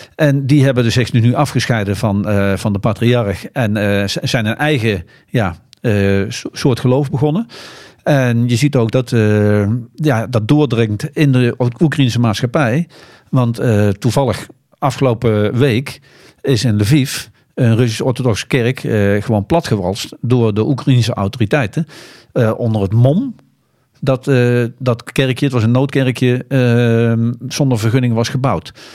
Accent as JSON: {"language": "Dutch", "country": "Netherlands", "said": "als Nederlanders"}